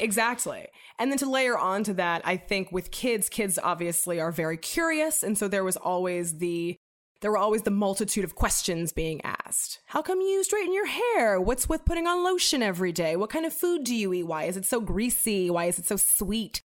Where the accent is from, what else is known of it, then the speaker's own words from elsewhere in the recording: Los Angeles, California, United States; I grew up in Venice, California in the nineties